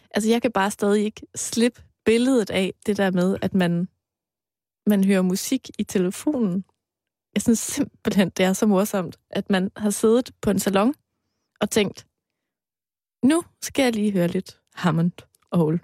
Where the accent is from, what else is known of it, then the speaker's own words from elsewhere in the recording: Aarhus, Central Denmark Region, Denmark; moved away; dengang jeg boede hjemme i Aarhus